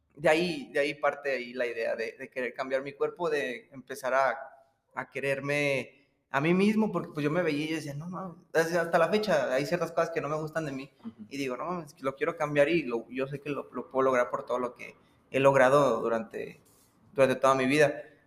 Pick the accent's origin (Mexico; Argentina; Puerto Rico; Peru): Mexico; Aguascalientes; soy de aquí de Aguascalientes